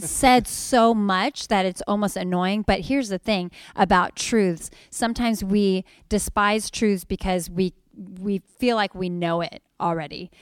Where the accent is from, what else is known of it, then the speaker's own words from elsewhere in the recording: Sacramento, California, United States; I'm just from Sacramento